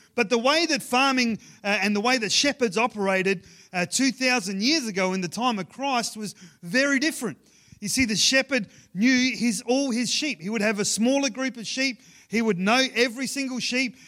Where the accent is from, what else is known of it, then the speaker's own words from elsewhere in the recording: Ceduna, South Australia, Australia; moved away; growing up in Sejuna